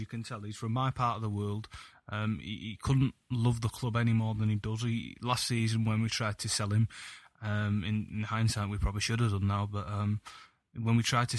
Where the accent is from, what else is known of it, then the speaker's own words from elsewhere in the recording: Yorkshire and the Humber, United Kingdom; I'm not from Salford, I'm from Yorkshire.